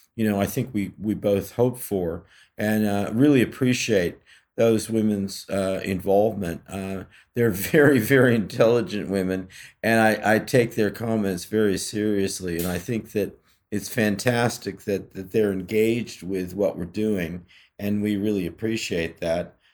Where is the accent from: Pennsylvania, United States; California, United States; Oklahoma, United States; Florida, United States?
California, United States; I grew up in California